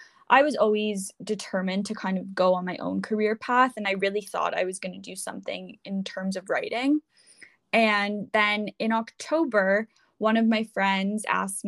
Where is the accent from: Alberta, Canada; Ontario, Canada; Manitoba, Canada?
Ontario, Canada; Toronto; I'm from Toronto